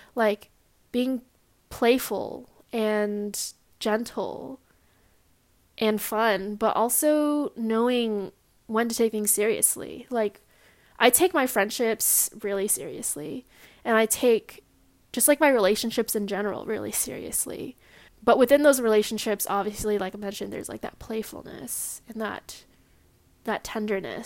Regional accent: Long Beach, California, United States; I was born and raised in Long Beach, California.

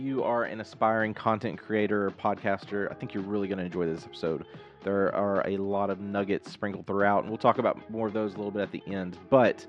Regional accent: Hope, Arkansas, United States; also born or lived in Texas / Conway, Arkansas; I grew up in South Arkansas

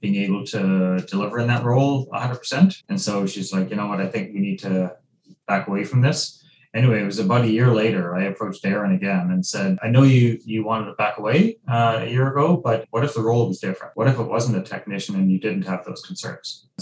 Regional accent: Ireland; moved away as an adult; now in Vancouver, Canada; So I was born in Ireland, grew up there, and moved here as an adult

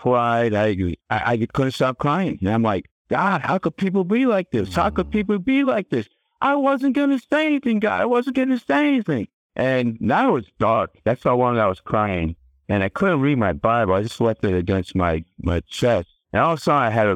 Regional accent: Connecticut, United States; Now I'm back in Connecticut at this time. You know, that's my home state, it's Connecticut.

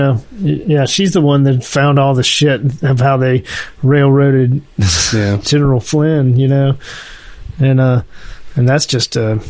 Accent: New York, United States; I'm from the Finger Lakes.

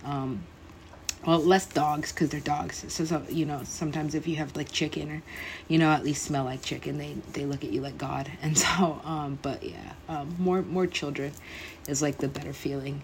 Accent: United States; also born or lived in Los Angeles; for being American

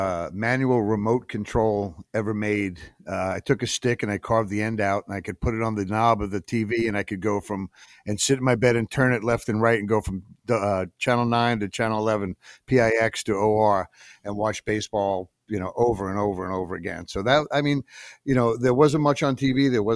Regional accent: Patchogue, New York, United States; where I grew up in Patchogue on Long Island

